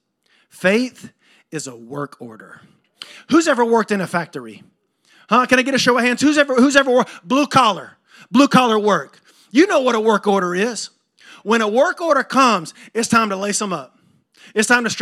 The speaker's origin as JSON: {"language": "English", "town": "Thomasville", "region": "Georgia", "country": "United States", "tie": "born or raised there", "also_born_or_lived": "Jacksonville, Florida / Atlanta, Georgia / Nashville, Tennessee / Virgin Islands", "moved": "yes", "lives_now": "Tallahassee, United States", "said": "I grew up in Thomasville, and I wound up in Tallahassee, but I moved around a lot."}